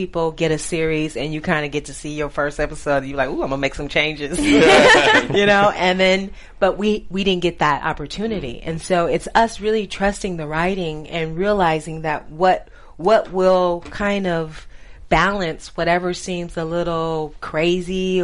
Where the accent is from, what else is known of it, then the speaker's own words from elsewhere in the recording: California, United States; I'm from California